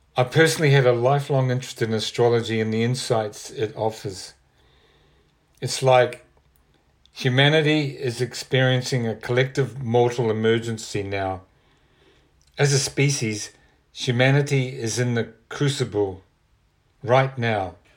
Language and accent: English; New Zealand; moved away as an adult; I'm originally from New Zealand. I'd been involved with punk groups and rock and roll in the seventies there